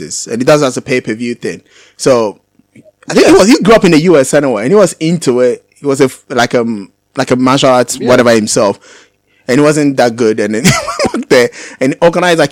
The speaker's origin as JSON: {"language": "English", "country": "Ghana", "tie": "born or raised there", "said": "growing up in Ghana"}